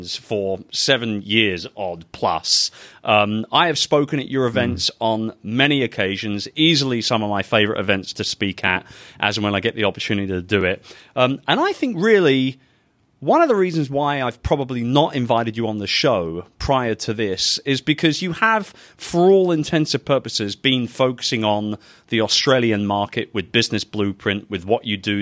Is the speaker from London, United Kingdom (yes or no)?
yes; London, United Kingdom; my hometown of London, England